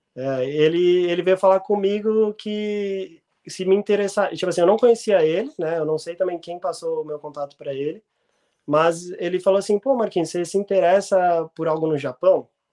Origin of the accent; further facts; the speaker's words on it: São Paulo, Brazil; moved away; also born or lived in Rio Grande do Sul; como sou de São Paulo